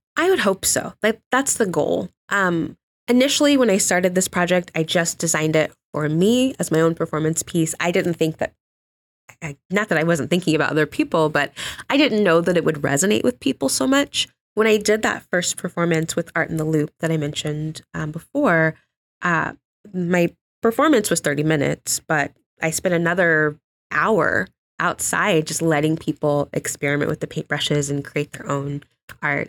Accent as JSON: {"language": "English", "area": "Johnson County", "region": "Kansas", "country": "United States", "tie": "born or raised there", "also_born_or_lived": "Omaha, Nebraska", "said": "I was born in Omaha, Nebraska, but, um, my family moved to Kansas City when I was three"}